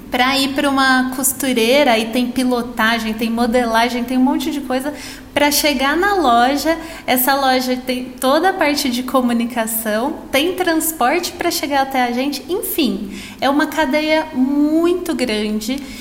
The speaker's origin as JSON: {"language": "Portuguese", "region": "São Paulo", "country": "Brazil", "tie": "born or raised there", "moved": "as an adult", "said": "Eu, eu morei no interior a minha vida inteira. E até antes de ir para a faculdade, eu morei na cidade onde eu nasci, que é uma cidade super pequena que nem tem shopping"}